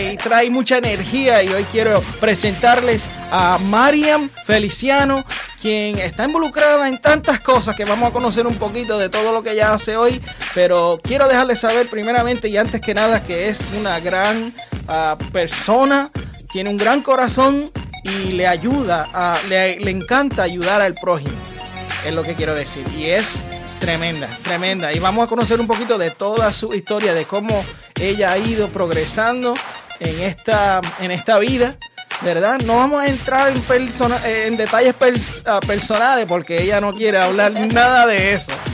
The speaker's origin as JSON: {"language": "Spanish", "town": "Yauco", "country": "Puerto Rico", "moved": "yes", "said": "yo soy jibarito de Yauco también."}